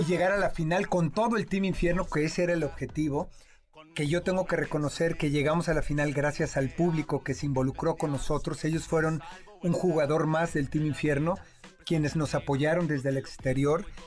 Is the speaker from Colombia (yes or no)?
no; Mexico; como mexicano